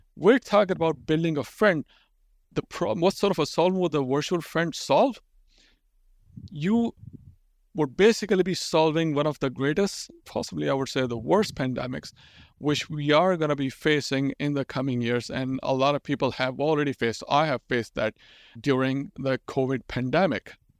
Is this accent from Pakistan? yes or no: yes; Pakistan; English is a second language; I'm growing up in Pakistan